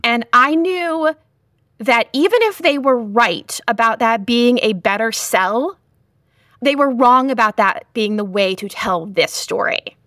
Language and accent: English; Lowell, Massachusetts, United States; the Lowell Sun, which was my hometown newspaper